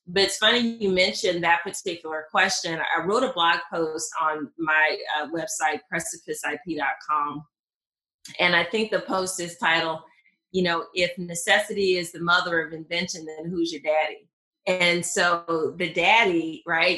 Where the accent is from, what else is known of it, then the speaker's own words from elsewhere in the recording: Mississippi, United States; accent: southern; moved away; I am originally from Mississippi, and even though I don't hear my southern accent, whenever I hear playback, it's pretty pretty pronounced